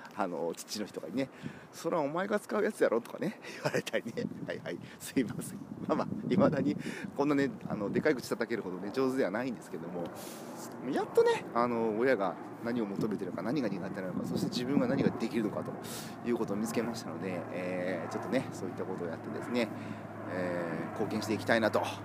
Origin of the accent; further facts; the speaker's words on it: Kumamoto, Japan; now in Osaka, Japan; 僕んちの実家はですね、えー、熊本の片田舎